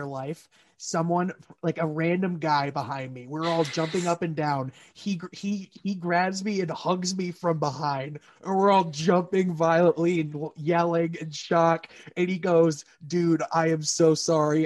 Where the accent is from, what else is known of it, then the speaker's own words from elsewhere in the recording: Grand Rapids, Michigan, United States; my hometown, Grand Rapids